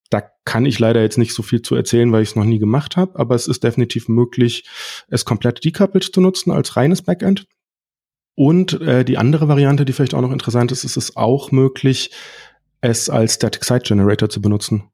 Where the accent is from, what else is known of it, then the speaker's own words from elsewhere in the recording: Freiburg, Baden-Württemberg, Germany; komme aus Freiburg